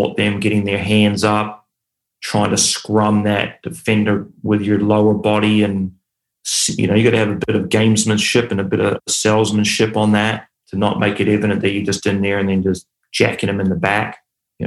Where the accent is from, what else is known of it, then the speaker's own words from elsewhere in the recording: New Zealand; also born or lived in Australia; I grew up in New Zealand